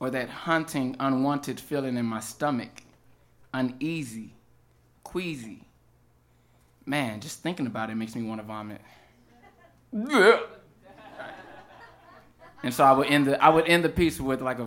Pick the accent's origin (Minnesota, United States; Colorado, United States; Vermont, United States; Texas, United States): Texas, United States; Houston; I'm from Houston, Texas, and our town's amusement park was Astro World